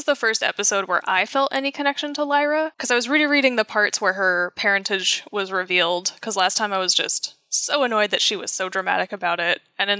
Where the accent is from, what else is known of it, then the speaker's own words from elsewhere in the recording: Northeast, United States; As a Northeasterner